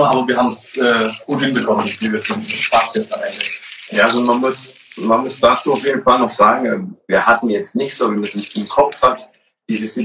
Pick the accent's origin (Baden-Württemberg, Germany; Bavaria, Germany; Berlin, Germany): Baden-Württemberg, Germany; aber tatsächlich sind es nach Stuttgart, lass mich lügen, nochmal 30 Kilometer zu fahren. Ähm, direkt auf der Schwäbischen Alb vorne, idyllisch mit dem Tal unten, wundervoll zu wandern